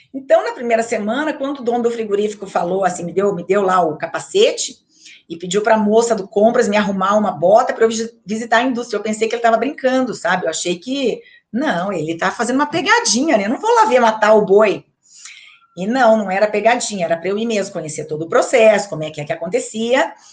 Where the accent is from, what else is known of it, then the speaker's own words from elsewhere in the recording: Maringá, Paraná, Brazil; eu sou de Maringá, né, então fazia colégio em Maringá